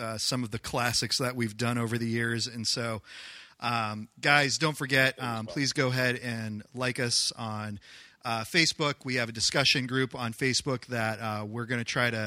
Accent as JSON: {"language": "English", "region": "New Hampshire", "country": "United States", "said": "I'm from New Hampshire"}